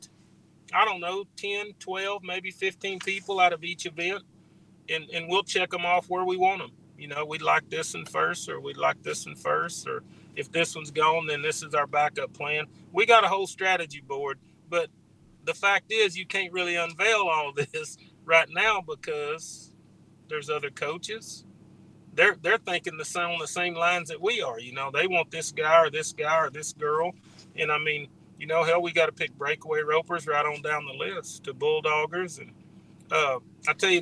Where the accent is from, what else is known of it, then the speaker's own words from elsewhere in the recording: Cypress, Texas, United States; Around home where I grew up at in Cypress